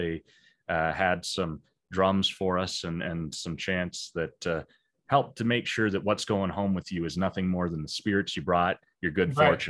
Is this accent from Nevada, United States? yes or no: yes; Las Vegas, Nevada, United States; I was born and raised in Las Vegas. So I've been here my whole life